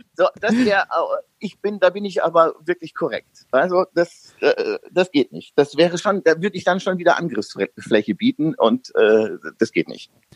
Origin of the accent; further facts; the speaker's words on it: Upper Palatinate, Bavaria, Germany; Obwohl ich in einer, in der tiefsten Gegend Bayerns groß geworden bin, in der Oberpfalz